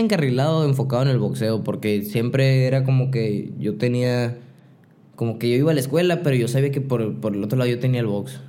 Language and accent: Spanish; Hermosillo, Sonora, Mexico; also born or lived in Nogales / San Diego; yo nací aquí en Hermosillo